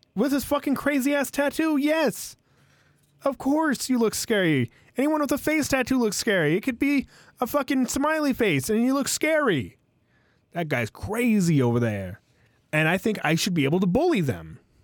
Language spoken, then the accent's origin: English; United States